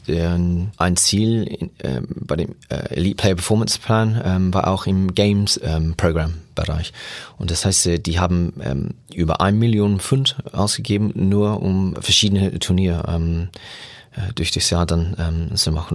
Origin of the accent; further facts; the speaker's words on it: Germany; bei uns in Deutschland